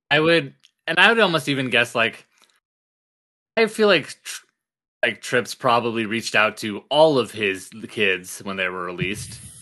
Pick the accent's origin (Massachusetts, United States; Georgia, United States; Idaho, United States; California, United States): Idaho, United States; We're from Idaho